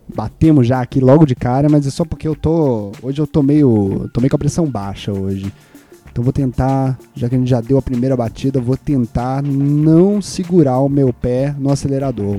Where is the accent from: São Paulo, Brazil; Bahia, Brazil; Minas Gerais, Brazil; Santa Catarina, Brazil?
Minas Gerais, Brazil; Juiz de Fora; moved away; o naipe do lugar de onde eu vim